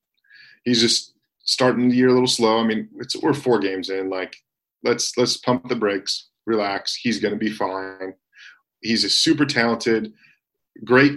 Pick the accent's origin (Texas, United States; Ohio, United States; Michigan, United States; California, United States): Michigan, United States; I grew up in Michigan being a Detroit Tigers fan.